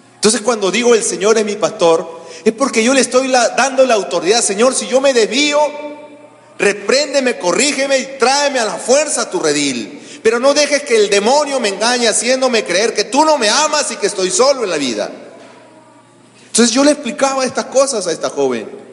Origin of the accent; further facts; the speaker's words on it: Peru; eran los líderes nacionales de los testigos de Jehová en mi país